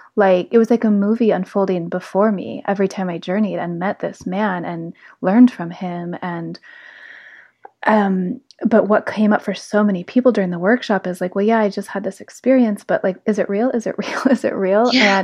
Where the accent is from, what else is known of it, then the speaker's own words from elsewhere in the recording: South Lake Tahoe, California, United States; moved away as an adult; I grew up in South Lake Tahoe